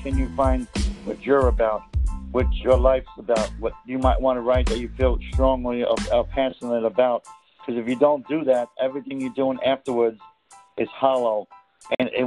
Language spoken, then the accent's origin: English; Hoboken, New Jersey, United States; I grew up in New Jersey, in Hoboken, New Jersey